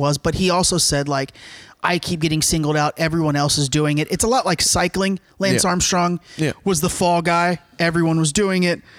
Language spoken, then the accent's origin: English; Cuba; Like Cubans, we're good people, but you know.